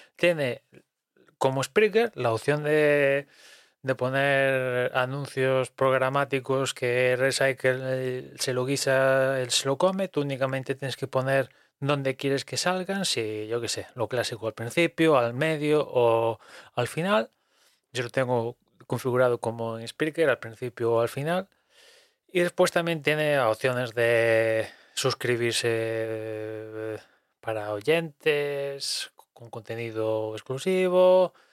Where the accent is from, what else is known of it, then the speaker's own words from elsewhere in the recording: Spain; aquí siendo español